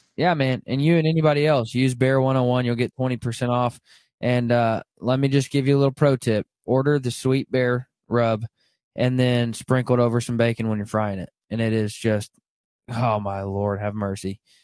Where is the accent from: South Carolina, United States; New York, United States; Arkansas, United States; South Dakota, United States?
Arkansas, United States; now in Kansas, United States; I grew up in Arkansas, and, uh, now I live in Kansas